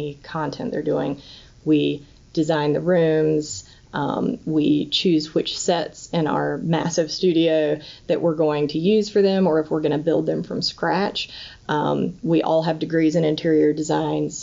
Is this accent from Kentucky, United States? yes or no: no; North Carolina, United States; I grew up in North Carolina, in a really rural part of North Carolina